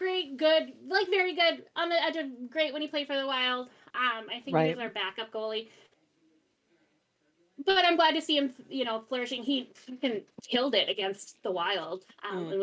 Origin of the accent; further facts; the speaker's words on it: Midwest, United States; I'm from the Midwest